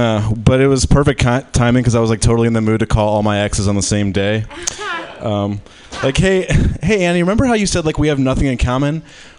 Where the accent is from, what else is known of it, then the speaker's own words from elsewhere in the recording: Detroit, Michigan, United States; Yeah, I'm from like Michigan. I'm from Detroit.